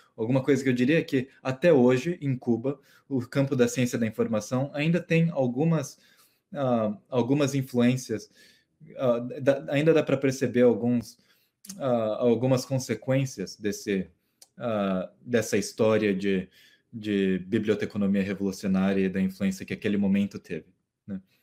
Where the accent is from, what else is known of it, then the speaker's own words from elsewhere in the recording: Mato Grosso do Sul, Brazil; no Mato Grosso do Sul. Ah, que, é, que é a região onde eu cresci